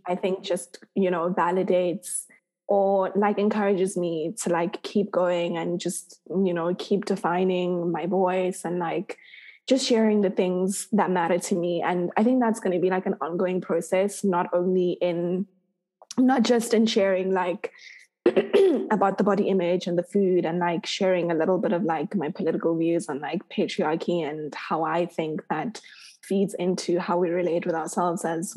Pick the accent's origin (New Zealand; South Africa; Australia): South Africa; my experience as a South African person